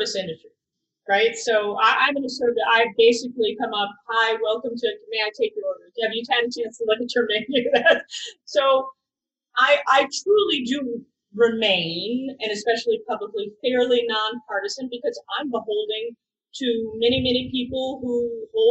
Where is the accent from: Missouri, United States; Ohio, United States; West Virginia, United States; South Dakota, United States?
Ohio, United States; Cleveland Heights; moved away; I was raised in Cleveland Heights, Shaker Heights, the Heights